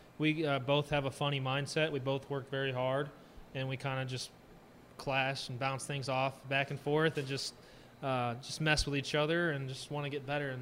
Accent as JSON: {"language": "English", "town": "St. Louis", "region": "Missouri", "country": "United States", "said": "because when the Rams were in St. Louis, I'm from St. Louis, Greg used to help me kick."}